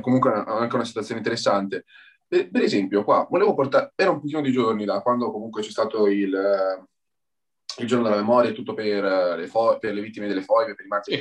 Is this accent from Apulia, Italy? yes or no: no; Bologna, Emilia-Romagna, Italy; accent: Bolognese; first language Italian; also born or lived in Ferrara; now in Grosseto, Italy; sono emiliano, dopo si sente il mio accento bolognese, però ho vissuto anche a Ferrara